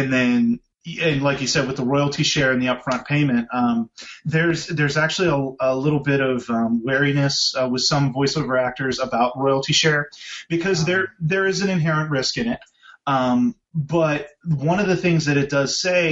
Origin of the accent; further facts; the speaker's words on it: Pittsburgh, Pennsylvania, United States; I grew up in Pittsburgh, so you know, Kennywood was where I went to every summer